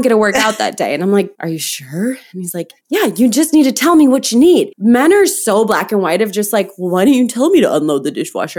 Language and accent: English; Midwest, United States; moved away as an adult; also born or lived in San Diego; I grew up in the Midwest